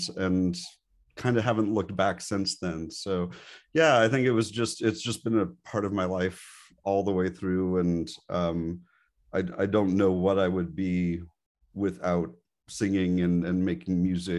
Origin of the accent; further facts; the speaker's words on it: Montreal, Quebec, Canada; And I grew up in Montreal, Canada. And there is, everybody lives, breathes, and dies hockey there.